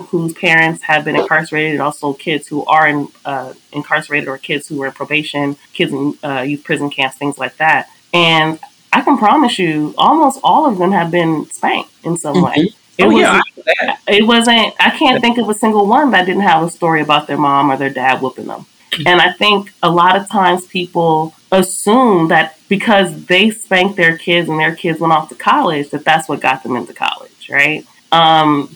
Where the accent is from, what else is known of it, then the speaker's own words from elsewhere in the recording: Los Angeles, California, United States; I'm from South Central Los Angeles.